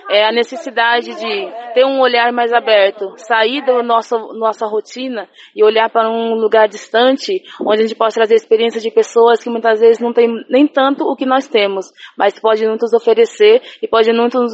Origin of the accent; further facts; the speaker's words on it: Agudos, São Paulo, Brazil; sou da cidade de Agudos, São Paulo, interior. Tenho 30 anos.